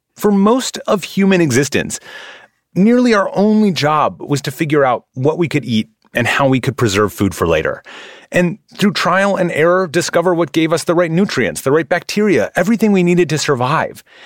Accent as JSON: {"language": "English", "region": "Midwest", "country": "United States", "tie": "born or raised there", "said": "I grew up in the Midwest where I ate things like pickled herring"}